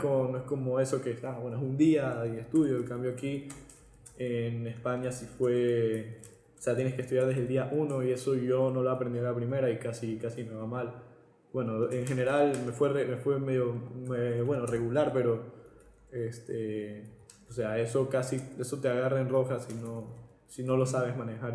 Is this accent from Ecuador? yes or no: yes; Ecuador; moved away as an adult; now in Spain; siendo un ecuatoriano